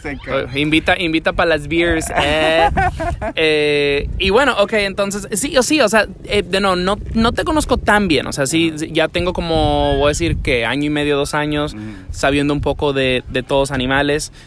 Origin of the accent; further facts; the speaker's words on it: Dominican Republic; moved away; yo me crié en Dominicana